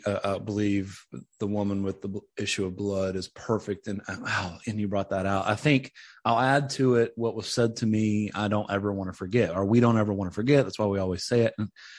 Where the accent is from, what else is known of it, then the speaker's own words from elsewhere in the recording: Tennessee, United States; But I grew up in East Tennessee, which is about 2.5-3 hours away from Middle Tennessee, where I am now, where the ministry is.